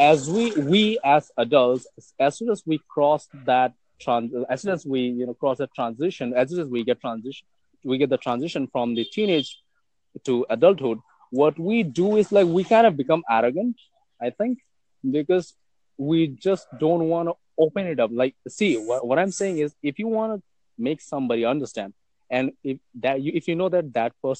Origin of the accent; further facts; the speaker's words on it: India; I'm from India